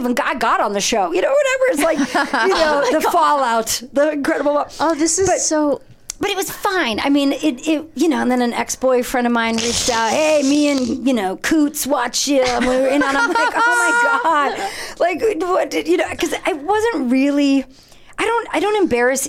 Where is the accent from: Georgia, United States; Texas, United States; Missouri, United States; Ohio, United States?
Ohio, United States; I'm from Ohio.